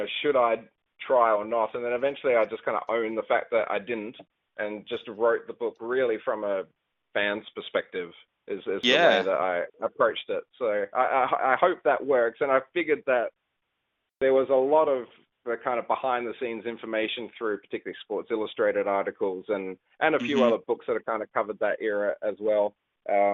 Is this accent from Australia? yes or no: yes; Australia; here in Australia